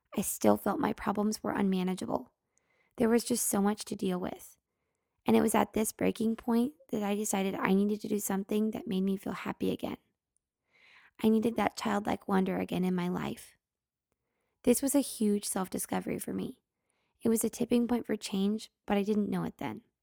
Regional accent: Oregon City, Oregon, United States; growing up in Oregon City, Oregon

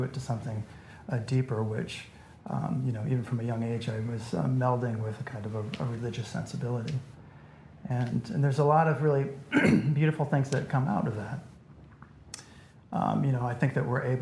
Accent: Iowa City, Iowa, United States; I was raised in Iowa City. It's a small liberal arts college town in the Midwest

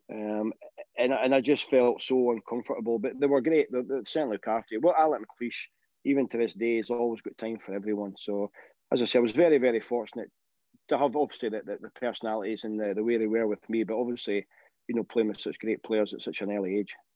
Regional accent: Aberdeen, Scotland, United Kingdom; I grew up in Aberdeen

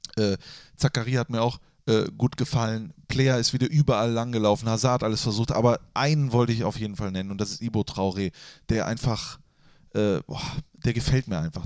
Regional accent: Germany; moved away; Ich bin in Reit aufgewachsen

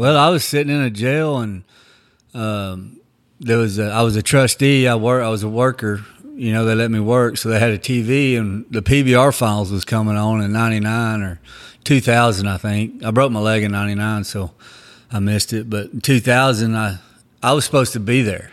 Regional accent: Texas, United States; also born or lived in Oklahoma; I actually grew up in Texas. I was born in Oklahoma, and then we left when I was young and grew up in Texas

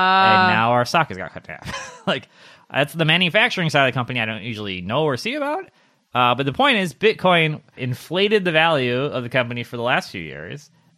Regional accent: Wisconsin, United States; I came from Wisconsin, and like, I'm used to seeing like homeless people bundled up

